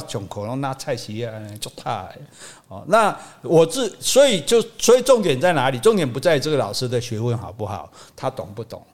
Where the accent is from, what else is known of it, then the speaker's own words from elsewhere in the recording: Taiwan; 我们台湾人